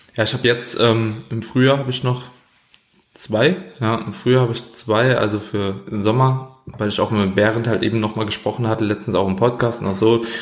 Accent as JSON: {"language": "German", "country": "Germany", "said": "als Deutscher"}